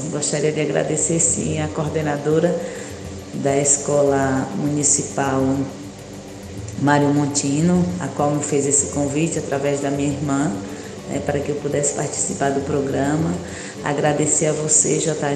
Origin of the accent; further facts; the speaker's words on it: Northeast Region, Brazil; da riqueza que nós temos enquanto nordestino. O nosso Nordeste é lindo, é belo.